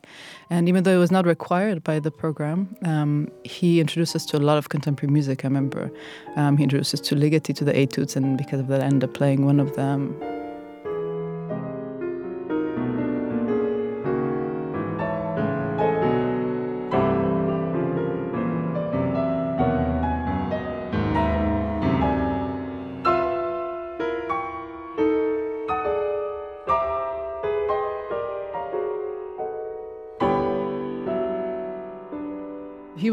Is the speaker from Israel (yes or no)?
yes; Israel; I was born in 1985 in Israel, and I'm a composer